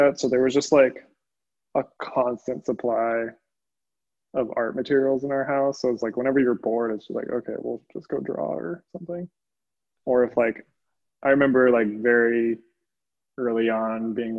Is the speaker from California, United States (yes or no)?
yes; Pasadena, California, United States; I grew up in Los Angeles, kind of moved around a little bit, mostly grew up around Pasadena.